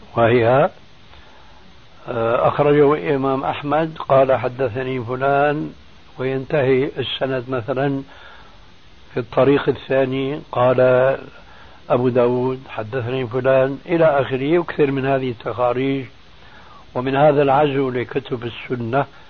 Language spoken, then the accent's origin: Arabic; Syria; عندنا في سوريا